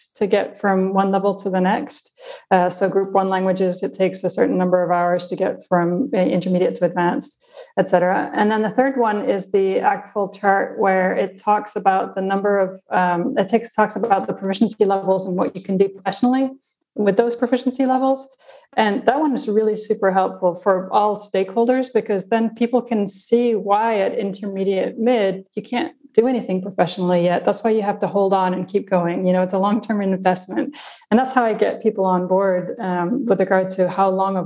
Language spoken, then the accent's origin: English; South Africa; first language Afrikaans; English is a second language; moved away; I'm from South Africa. And it's while I reject my cultural upbringing, I do still, it's still my home language, Afrikaans